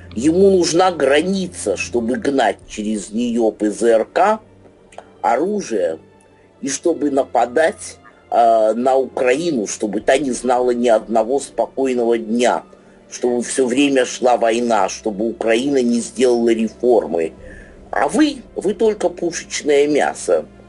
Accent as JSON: {"language": "Russian", "country": "Russia", "tie": "born or raised there", "said": "уроженец этой России"}